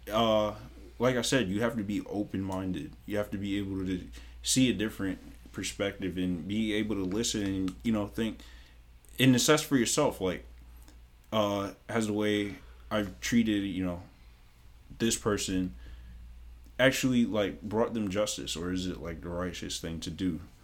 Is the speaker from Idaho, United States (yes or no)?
no; Mount Vernon, New York, United States; moved away; growing up in New York